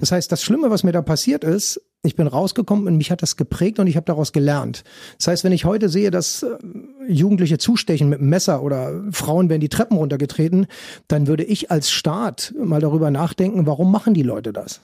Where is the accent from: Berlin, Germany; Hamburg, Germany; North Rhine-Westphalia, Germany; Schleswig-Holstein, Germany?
Berlin, Germany; ich bin dann auch noch Ur-Ostberliner.